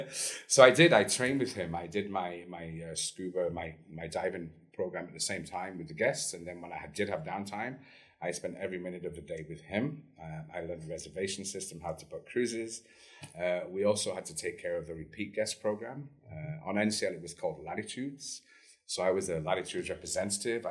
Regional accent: Lake District, North West England, United Kingdom; moved away as an adult; also born or lived in Canada; now in La Paz, Mexico; From a place called the Lake District in England. It's about an hour north of Manchester. That's where I grew up.

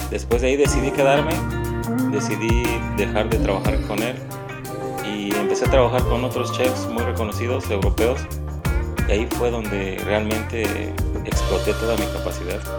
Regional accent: Cuernavaca, Morelos, Mexico; moved away as an adult; also born or lived in Mexico City / California / Colorado; soy de aquí de Cuernavaca, Morelos. Aquí nací, crecí, aquí fue donde empecé mi trayectoria como cocinero.

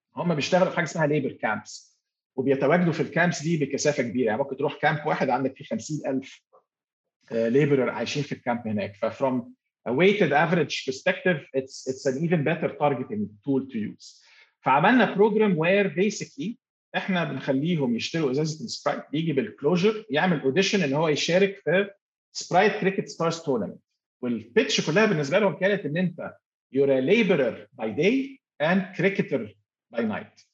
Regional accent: Egypt; moved away as an adult; also born or lived in Bahrain / Turkey / Kazakhstan; now in Dubai, United Arab Emirates; وانا مصري

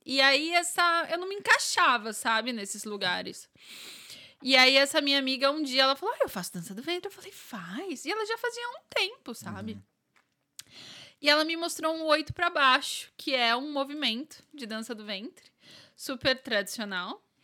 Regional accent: São Paulo, Brazil; moved away as an adult; now in Ireland; sou de São Paulo

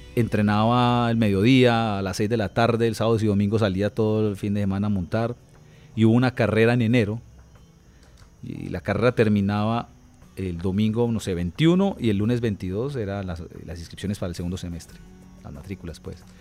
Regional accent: Bucaramanga, Santander, Colombia; also born or lived in Bogotá; nosotros nos venimos a vivir a Bucaramanga, porque nosotros vivíamos en Bogotá. Nos vinimos cuando yo tenía cuatro años

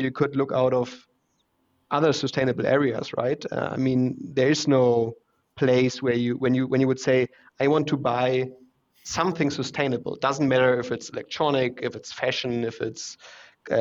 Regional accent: Hamburg, Germany; English is a second language; moved away as an adult; also born or lived in Shanghai, China / Munich, Germany; now in Vienna, Austria; Originally, I'm from Hamburg in Germany, but now I live in Vienna since 4.5 years

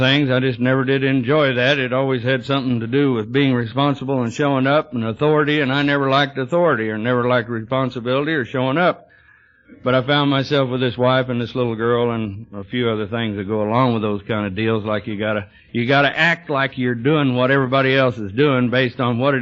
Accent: Texas, United States; now in Yorba Linda, United States; I was born in Texas

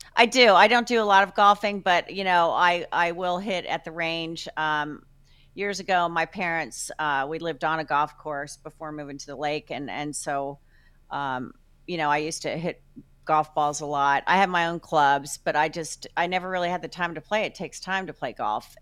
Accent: New Jersey, United States; also born or lived in Chicago; now in Tampa, United States; I'm from Jersey

